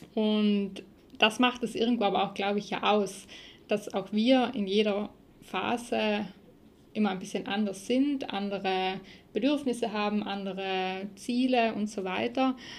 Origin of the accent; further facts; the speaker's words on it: South Tyrol, Trentino-Alto Adige, Italy; hier bei uns in Südtirol